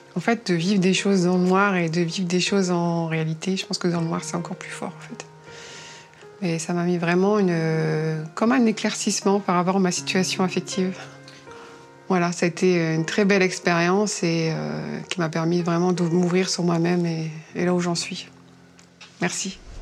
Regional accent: Dunkirk, Hauts-de-France, France; accent: accent du Nord; moved away as an adult; now in Paris, France; Je suis native du Nord, de Dunkerque

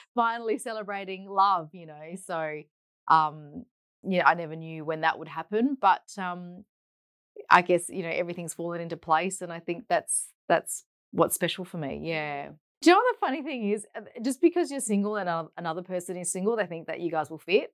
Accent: Perth, Western Australia, Australia; Born and bred in Perth, um, and we grew up in the suburb of Hammersley, so in the north

